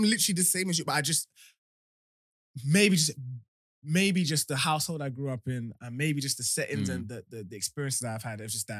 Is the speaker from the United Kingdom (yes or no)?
yes; Medway, South East England, United Kingdom; I grew up in Medway.